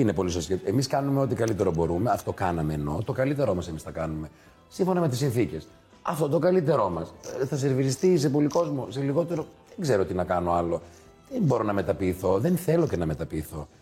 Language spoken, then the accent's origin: Greek; Thessaloniki, Central Macedonia, Greece; Είμαστε από Θεσσαλονίκη